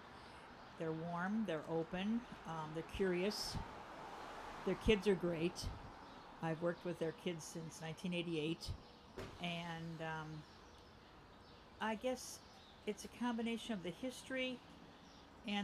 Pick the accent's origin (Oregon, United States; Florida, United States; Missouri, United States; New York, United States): New York, United States; Buffalo; moved away as an adult; now in North Andover, United States; I'm from Buffalo, New York